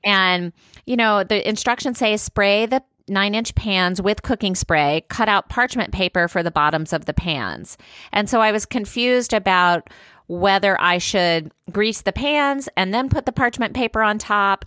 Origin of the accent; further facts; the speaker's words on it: Louisiana, United States; moved away; Louisiana, my home state